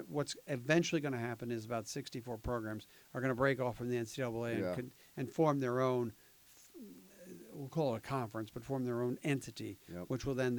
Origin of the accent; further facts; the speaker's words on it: Philadelphia, Pennsylvania, United States; I grew up in Philadelphia area. I went to Temple